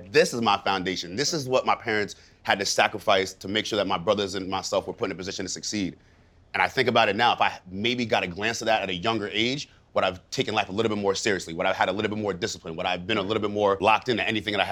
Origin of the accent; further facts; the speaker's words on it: East Hampton, New York, United States; also born or lived in Missouri; coming back to my hometown of East Hampton, New York